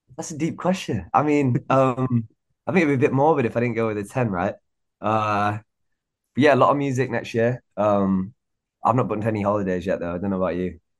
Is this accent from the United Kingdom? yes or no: yes; Warrington, North West England, United Kingdom; I'm from Warrington in England, which is like a small town. Uh, it's slap bang in the middle between Manchester and Liverpool.